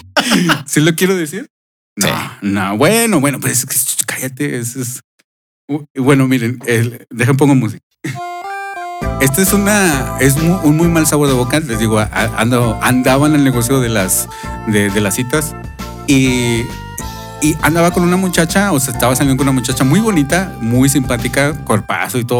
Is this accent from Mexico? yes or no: yes; Mexico; somos mexicanos